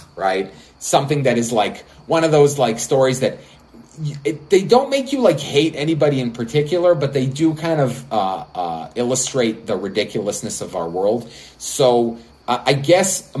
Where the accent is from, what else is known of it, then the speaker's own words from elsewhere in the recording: Israel; I'm from Israel, a small country that has a lot of nationalist pride